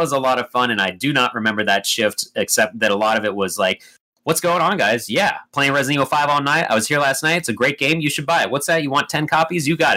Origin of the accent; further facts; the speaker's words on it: United States; I'm an American